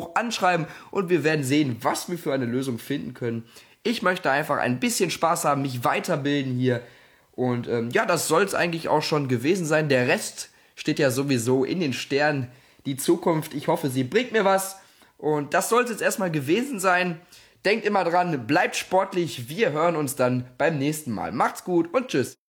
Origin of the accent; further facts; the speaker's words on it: Gelsenkirchen, North Rhine-Westphalia, Germany; ich komme aus Gelsenkirchen